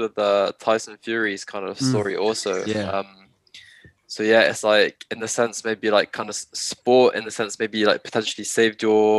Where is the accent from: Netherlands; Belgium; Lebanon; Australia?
Belgium; English is a second language; now in United Kingdom; But I think around the world, because I'm originally from Belgium, like mental health and sports psychology, etc., that's really not talked about.